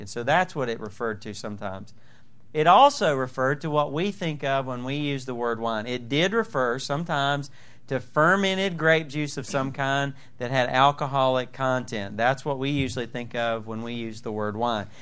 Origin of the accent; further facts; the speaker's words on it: Southern, United States; accent: Southern; my Southern accent